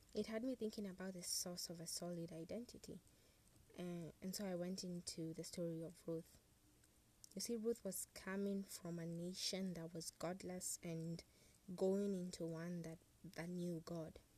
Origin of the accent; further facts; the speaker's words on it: Kenya; I have a national identity card that proves indeed I'm a Kenyan